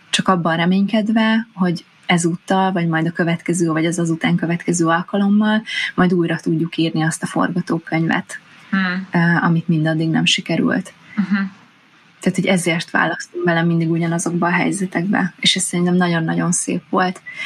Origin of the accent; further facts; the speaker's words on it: Hungary; vidéken nőttem fel, kisfaluból származom